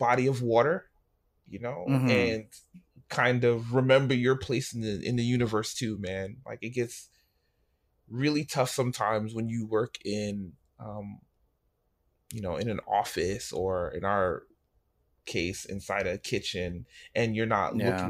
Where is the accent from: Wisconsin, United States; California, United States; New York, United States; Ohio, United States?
New York, United States; I went to Chicago and I'm from New York